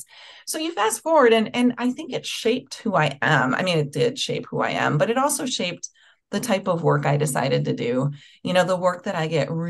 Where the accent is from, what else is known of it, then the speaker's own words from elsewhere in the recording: Milwaukee, Wisconsin, United States; I grew up in Milwaukee, Wisconsin